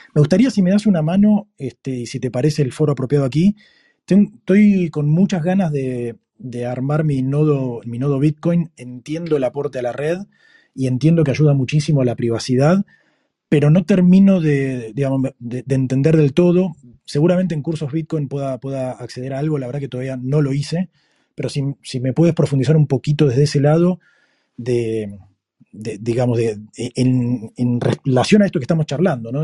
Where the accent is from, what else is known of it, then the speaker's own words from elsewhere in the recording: Argentina; now in Monterrey, Mexico; soy de Argentina, pero vivo en Monterrey, en México